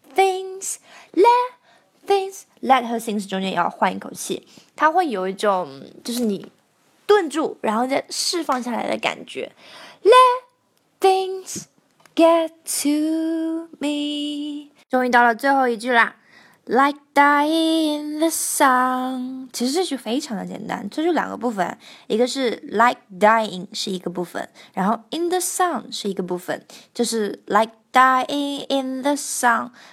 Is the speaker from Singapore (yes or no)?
no; China; 这跟我们中国人说 I love you 的那个 I 是一样的